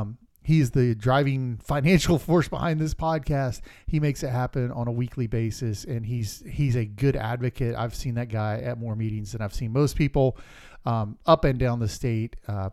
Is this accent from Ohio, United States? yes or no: no; Florida, United States; From my home state of Florida